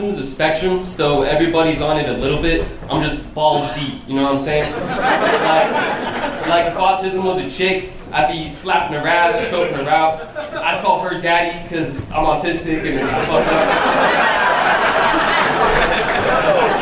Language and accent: English; Florida, United States; moved away as an adult; now in Austin, United States; I'm from Florida. I moved here 2 days ago.